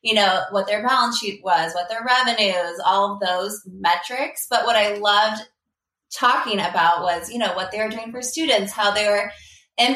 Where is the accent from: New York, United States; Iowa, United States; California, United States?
California, United States; Palo Alto; moved away as an adult; also born or lived in Princeton, New Jersey; I grew up in Palo Alto, California, which is now the heart of Silicon Valley